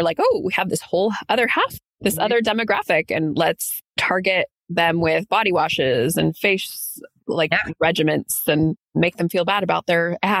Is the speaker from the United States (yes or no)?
yes; San Diego, California, United States; also born or lived in Santa Barbara, California / San Luis Obispo County, California; I'm from Southern California, from San Diego.